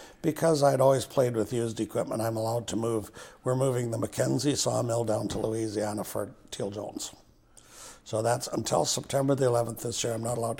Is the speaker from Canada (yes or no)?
yes; Vanderhoof, British Columbia, Canada; growing up in Vanderhoof with grade 11